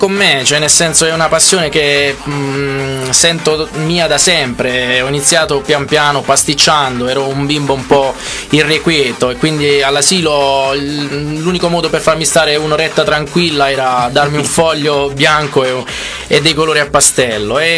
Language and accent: Italian; Acquaviva delle Fonti, Apulia, Italy; Acquaviva delle Fonti, una cittadina all'interno del, del Barese, a due passi dalla Murgia immersa nei bellissimi colori dei paesaggi pugliesi